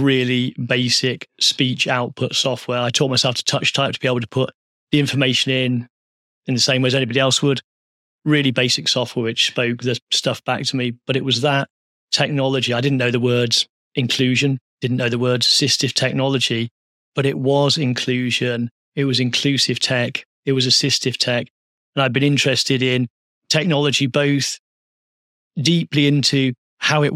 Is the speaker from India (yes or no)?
no; Midlands, United Kingdom; I grew up in the Midlands, a working class town